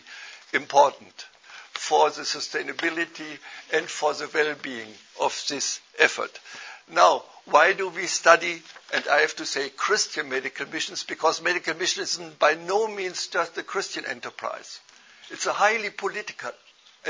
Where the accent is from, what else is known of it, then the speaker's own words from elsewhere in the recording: Germany; accent: German; English is a second language; moved away as an adult; also born or lived in India; My accent gives me away. I'm a German. But I have not lived in Germany all the way, but I have been missionary in India for several years